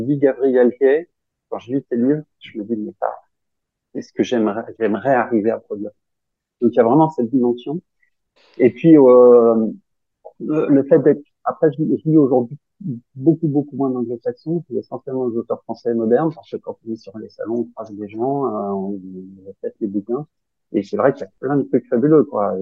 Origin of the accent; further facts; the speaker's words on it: Grenoble, Auvergne-Rhône-Alpes, France; je suis grenoblois